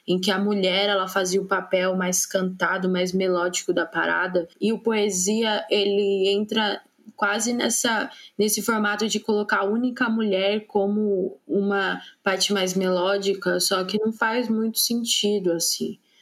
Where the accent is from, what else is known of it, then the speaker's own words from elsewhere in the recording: São Paulo, Brazil; sou de São Paulo